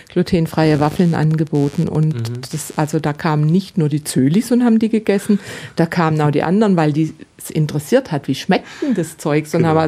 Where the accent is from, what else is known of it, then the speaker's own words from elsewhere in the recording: Baden-Württemberg, Germany; Und dann gibt es in meiner Heimat in Baden, da gibt es die Buberspitzle.